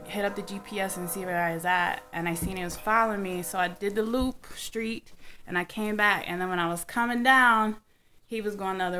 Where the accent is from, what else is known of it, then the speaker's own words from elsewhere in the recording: Midwest, United States; also born or lived in Chicago; I was raised in the Midwest and the birthplace of funk. And also spent a lot of time in Chicago, Illinois, back and forth. I grew up in the 80s.